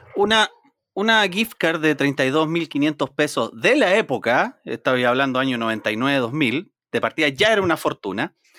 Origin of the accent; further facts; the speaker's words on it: Talcahuano, Biobío, Chile; also born or lived in Concepción; soy nacido y criado en Talcahuano